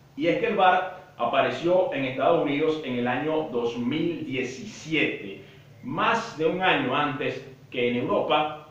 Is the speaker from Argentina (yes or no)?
no; Venezuela; como venezolano